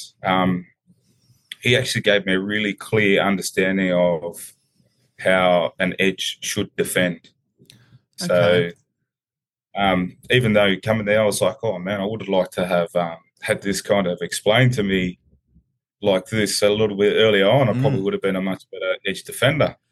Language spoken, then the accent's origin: English; Sydney, New South Wales, Australia; also born or lived in New Zealand; I came over from New Zealand at a young age, you know, while I was 4 years old. So we came in and we were in, played in the Balmain Junior League